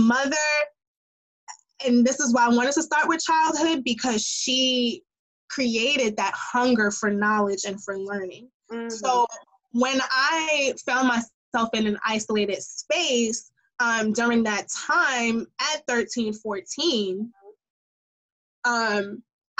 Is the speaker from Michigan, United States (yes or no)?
no; New York City, New York, United States; as a New Yorker